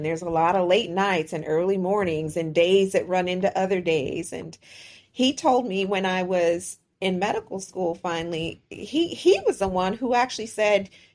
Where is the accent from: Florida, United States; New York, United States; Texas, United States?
Texas, United States; Houston; where I'm from in Houston, we just say Rio Grande